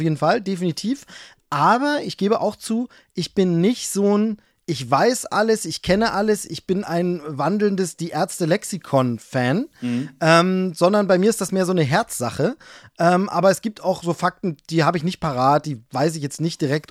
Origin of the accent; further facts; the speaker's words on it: Hoyerswerda, Saxony, Germany; moved away; also born or lived in Dresden / Würzburg; ich bin ja Ossi. Also sprich, ich bin, äh, in der ehemaligen D D R aufgewachsen